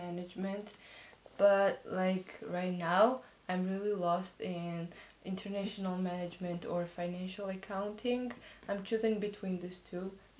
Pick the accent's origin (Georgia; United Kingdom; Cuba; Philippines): Georgia; Tbilisi; moved away as an adult; now in Lugano, Switzerland; I'm from Georgia, the country, from the capital, Tbilisi.